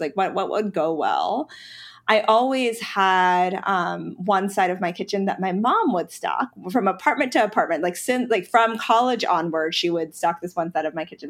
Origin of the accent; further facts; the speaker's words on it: Charlotte, North Carolina, United States; also born or lived in Pennsylvania / Brooklyn, New York; I was born in Pennsylvania, um, and lived there for ten years before my family, my parents, you know, we moved to North Carolina. So I, I consider North Carolina to be my home state, um, and Charlotte to be my hometown.